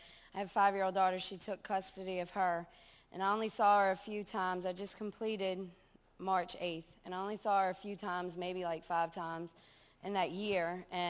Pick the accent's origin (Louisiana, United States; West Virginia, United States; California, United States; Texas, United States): Louisiana, United States; Chalmette; I'm 28, and I'm from Chalmette, Louisiana.